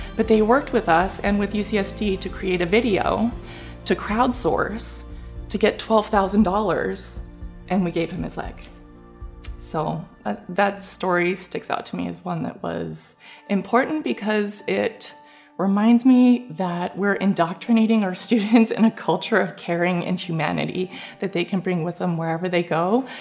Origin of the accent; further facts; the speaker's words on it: Canada; moved away as an adult; now in San Diego, United States; I was from Canada